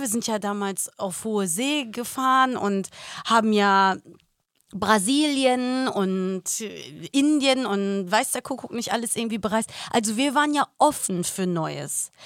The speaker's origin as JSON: {"language": "German", "country": "Germany", "tie": "born or raised there", "also_born_or_lived": "Los Angeles, United States", "moved": "as an adult", "said": "ich bin doch hier in Deutschland geboren"}